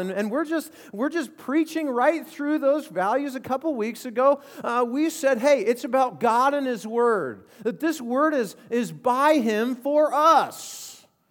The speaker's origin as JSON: {"language": "English", "region": "Colorado", "country": "United States", "tie": "born or raised there", "said": "I grew up in Colorado"}